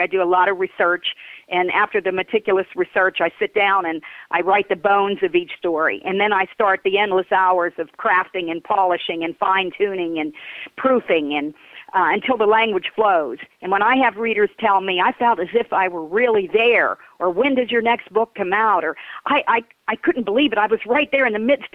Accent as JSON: {"language": "English", "town": "Connellsville", "region": "Pennsylvania", "country": "United States", "tie": "born or raised there", "said": "County Chronicles began life as a history column in my hometown newspaper, the Daily Courier"}